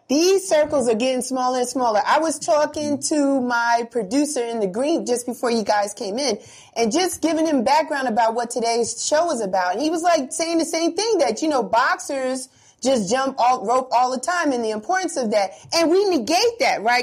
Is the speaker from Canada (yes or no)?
no; New York City, New York, United States; I'm a Bronx kid too